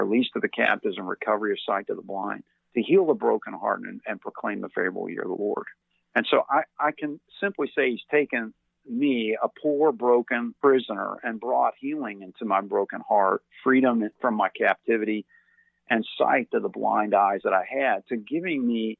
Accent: Louisville, Kentucky, United States; I grew up in Louisville, Kentucky

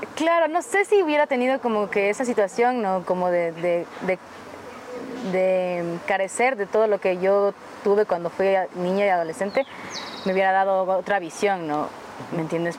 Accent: Quito, Pichincha, Ecuador; yo crecí en el sur de Quito y todavía extraño el sur de Quito, yo soy sureña

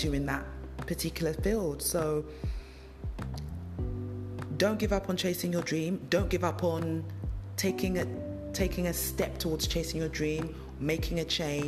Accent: London, United Kingdom; moved away as an adult; I moved away from the country I was born and bred. I grew up in London.

